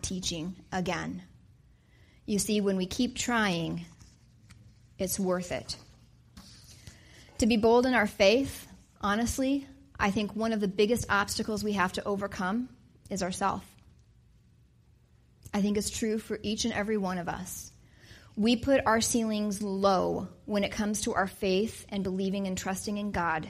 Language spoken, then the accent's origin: English; Wyoming, United States; now in Wisconsin, United States; I grew up in Wyoming.